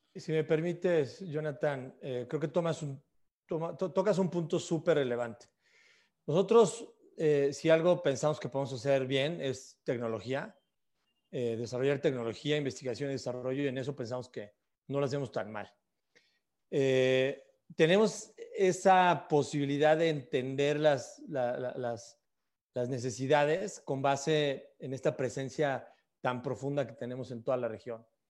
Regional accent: Mexico; en mi caso siendo mexicano

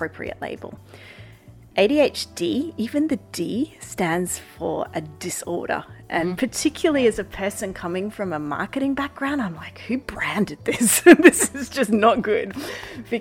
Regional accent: Australia; now in The Hague, Netherlands; where I grew up in Australia

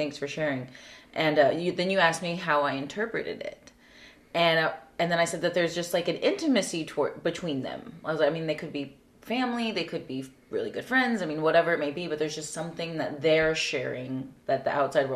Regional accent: South Texas, United States; Growing up in South Texas

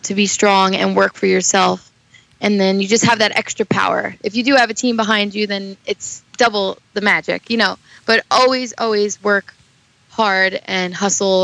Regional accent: New York City, New York, United States; I was born and raised in Staten Island, New York

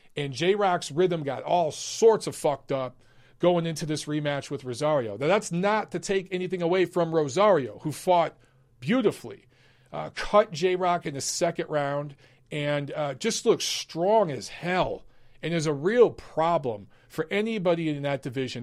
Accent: Detroit, Michigan, United States; Detroit's my hometown. I'm from Michigan

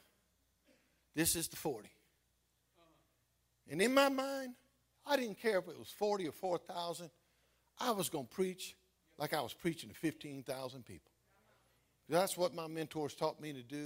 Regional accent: Baton Rouge, Louisiana, United States; Right in my hometown

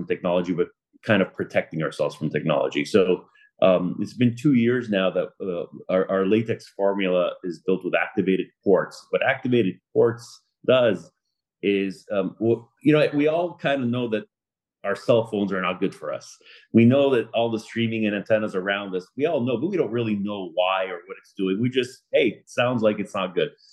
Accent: Laval, Quebec, Canada; moved away as an adult; now in Boca Raton, United States; I'm from Laval, Quebec, born and raised, moved out to Boca Raton, Florida, 9 years ago

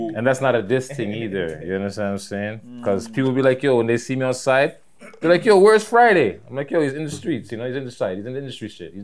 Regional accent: Toronto, Ontario, Canada; I'm from Toronto, bitch.

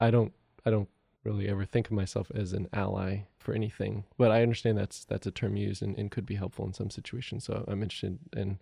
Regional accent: Macau; So I grew up in Macau, China, and if people are familiar with Hong Kong, it's just across the Pearl River Delta from Hong Kong.

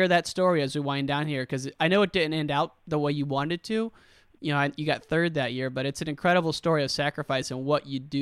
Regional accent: the Midwest right near Iowa City, United States; also born or lived in San Francisco, California; now in Chicago, United States; I grew up in the Midwest right near Iowa City. Now I'm back in Chicago

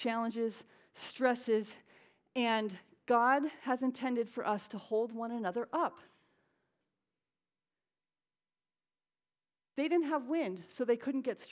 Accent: Connecticut, United States; now in Southern California, United States; I'm from Connecticut. He does stop in my home in Connecticut and see my parents now and then

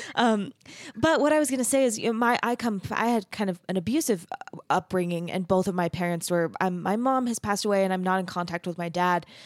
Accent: Arizona, United States; moved away as an adult; also born or lived in Texas; I grew up in Arizona

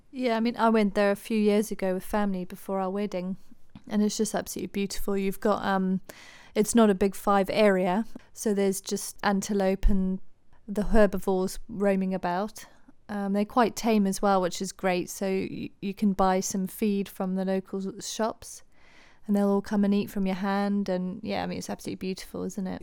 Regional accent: Harare, Zimbabwe; moved away; also born or lived in United Kingdom; I was born in Zimbabwe, Harare, moved to the U K in ninety-nine

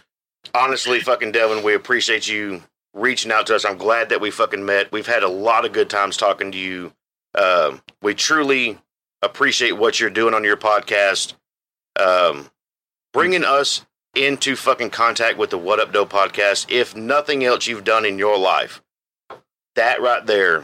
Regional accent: the South, United States; Because I can relate to what he does only because we're from the South.

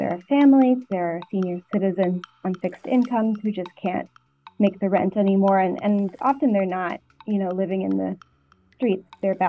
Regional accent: Arkansas, United States; moved away as an adult; now in Connecticut, United States; Since then, I'm from Arkansas and worked there for 5 years, first as a reporter on the style desk and then on the investigative team, and moved up to Connecticut in 2021

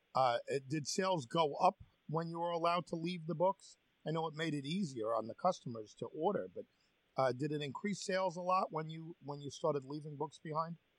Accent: North Babylon, New York, United States; growing up in North Babylon

